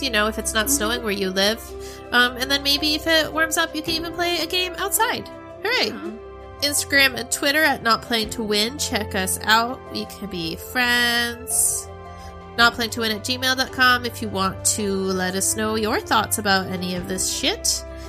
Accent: Arizona, United States; moved away; I grew up in Arizona, and we don't really have spring there

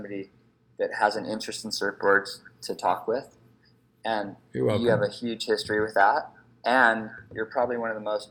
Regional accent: Santa Barbara, California, United States; I grew up in Santa Barbara surfing Rincon

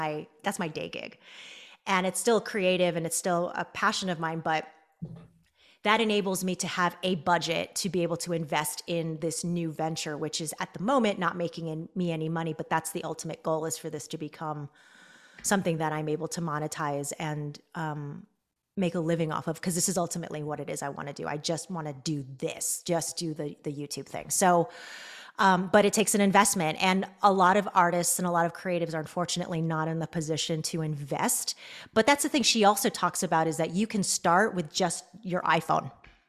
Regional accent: Mesa, Arizona, United States; I grew up in Mesa, Arizona, and there was not at the time that I was growing up there a large Philippine community.

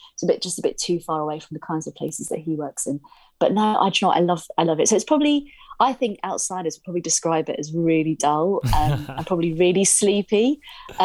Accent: Haywards Heath, South East England, United Kingdom; now in Guildford, United Kingdom; I grew up in a really small town called Haywards Heath

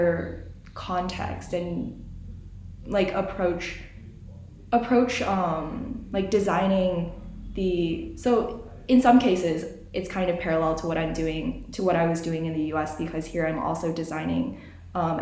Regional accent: Illinois, United States; moved away as an adult; now in Udaipur, India; This was in Illinois where I live, so my hometown

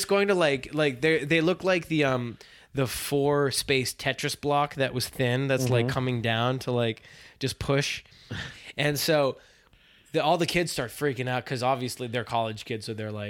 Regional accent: Boston, Massachusetts, United States; Like I came from Boston, and going out in Boston is good, but it's like it's a little bit more casual.

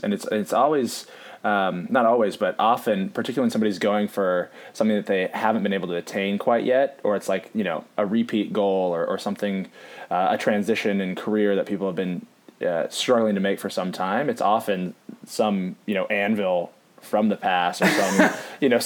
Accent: Seattle, Washington, United States; moved away; I'm from Seattle originally

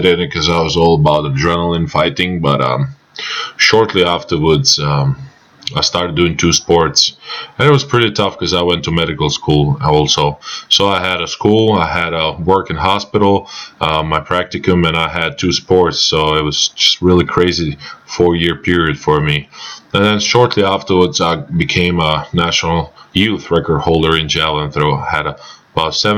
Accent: Croatia; As every kid in my hometown, I started with a basketball

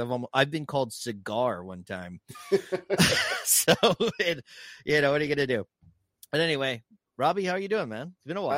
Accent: South Texas, United States; I'm from South Texas

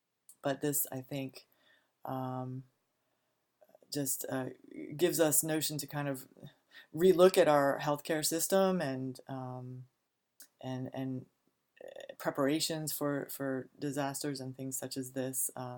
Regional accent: Laurel, Maryland, United States; I'm from the Washington, D.C. area, Prince George's County, Laurel, Maryland, is where I grew up.

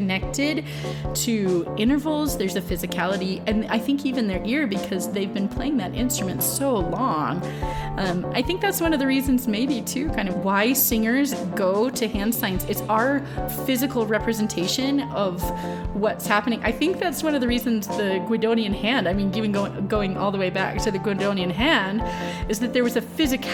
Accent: Kansas City, Kansas, United States; moved away; also born or lived in Phoenix, Arizona; I was born and raised in outside of Kansas City, Kansas, and then my family moved to the Phoenix area, and that's where I went to high school.

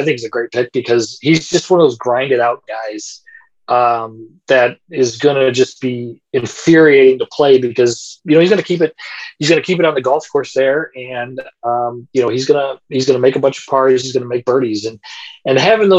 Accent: United States

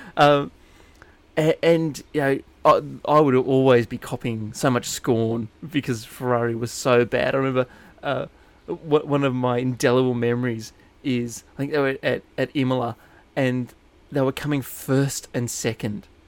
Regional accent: New England, New South Wales, Australia; I grew up in New England, New South Wales

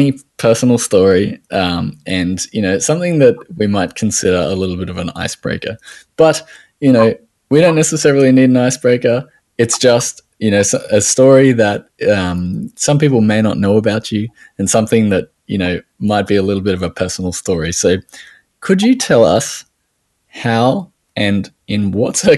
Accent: Australia

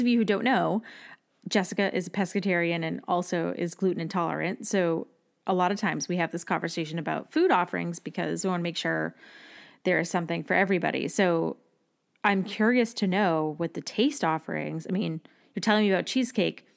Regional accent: Massachusetts, United States; moved away; growing up in Massachusetts, when I was in high school, our class trip every year was to Six Flags

